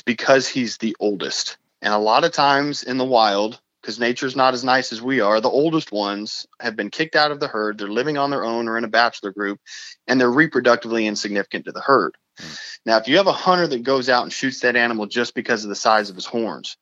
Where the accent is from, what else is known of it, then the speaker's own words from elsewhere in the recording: New Mexico, United States; also born or lived in Arizona; now in Uvalde, Texas, United States; I was actually born in Arizona, but I only spent 3 weeks of my life there. I really grew up in New Mexico